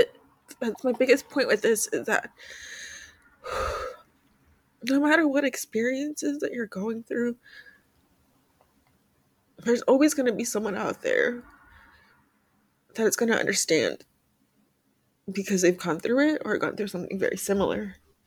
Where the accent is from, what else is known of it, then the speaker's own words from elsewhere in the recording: Mexico; I'm still Mexican-American. I'm still from Mexico. I still speak Spanish. Even if I have an accent, that does not change anything about me.